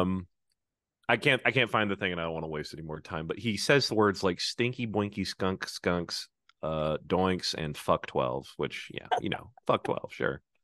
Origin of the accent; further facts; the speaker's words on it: Oklahoma, United States; moved away as an adult; now in Massachusetts, United States; I grew up in Oklahoma